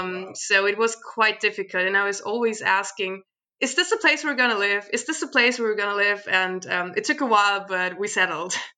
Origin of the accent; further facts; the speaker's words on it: Sverdlovsk, Luhansk Oblast, Ukraine; now in Germany; I was born in the Ukraine